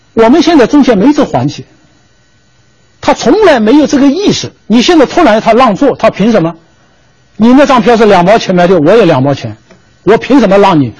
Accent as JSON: {"language": "Chinese", "country": "China", "said": "我们中国人讲礼尚往来的啊"}